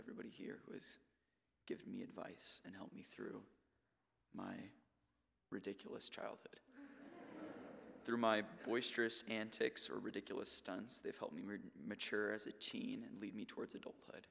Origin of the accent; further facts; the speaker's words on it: Albuquerque, New Mexico, United States; also born or lived in Garland, Texas / Dallas, Texas; When I was about 8 or 9, I moved from Dallas, Texas, or Garland, Texas, to Albuquerque